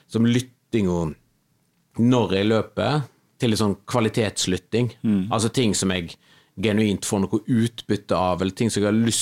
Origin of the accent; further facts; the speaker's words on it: Kvinnherad, Vestland, Norway; De siste somrene så når jeg har vært hjemme i Kvinnherad, {S2} mm. {S0} som jeg og, og samboeren min er fra